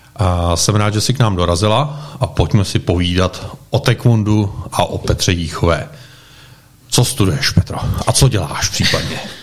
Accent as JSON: {"language": "Czech", "country": "Czechia", "said": "jako správní Češi"}